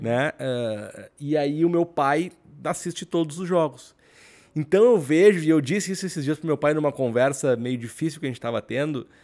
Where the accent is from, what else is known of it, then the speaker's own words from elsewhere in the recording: Rio Grande do Sul, Brazil; Eu sou do Rio Grande do Sul